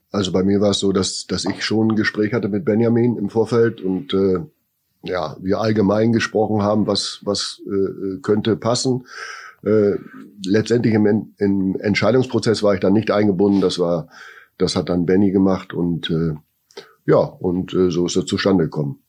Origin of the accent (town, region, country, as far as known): Bremen, Germany; born or raised there